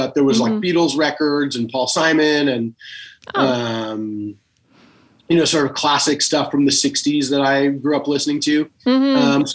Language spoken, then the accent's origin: English; Los Angeles, California, United States; I grew up in Los Angeles